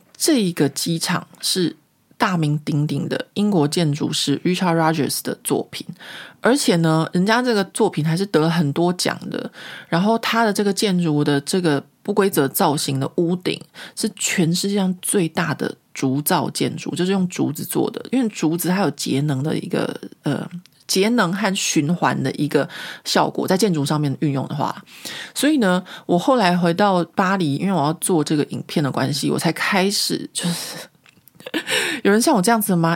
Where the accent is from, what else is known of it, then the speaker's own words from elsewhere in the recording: Taiwan; now in Paris, France; 我觉得这个就是我很台湾人的部分